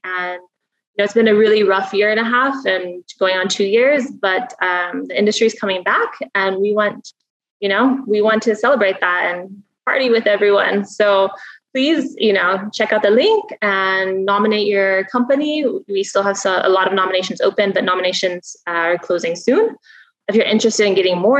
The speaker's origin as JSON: {"language": "English", "town": "Spokane", "region": "Washington", "country": "United States", "moved": "as an adult", "lives_now": "Dubai, United Arab Emirates", "said": "I come from Spokane, Washington, a little town in eastern Washington"}